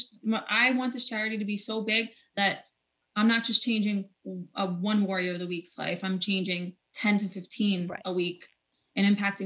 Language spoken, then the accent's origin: English; New York City, New York, United States; also born or lived in Bronx, New York; So I was born in the Bronx, lived there for 2 years, raised in Staten Island, New York.